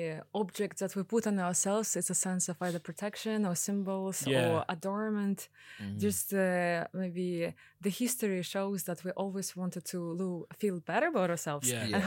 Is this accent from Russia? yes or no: yes; Russia; English is a second language; also born or lived in Tajikistan; now in Ireland; And in the 90s, they had to leave because of the civil war. {S4} Okay. {S3} And they moved to Russia. So my dad originally from Korea and my mom is Russian. And then they had to move to Russia.